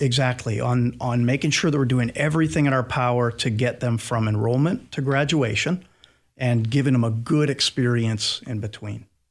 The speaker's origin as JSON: {"language": "English", "region": "Pennsylvania", "country": "United States", "moved": "as an adult", "lives_now": "Clarksville, United States", "said": "my home state of Pennsylvania"}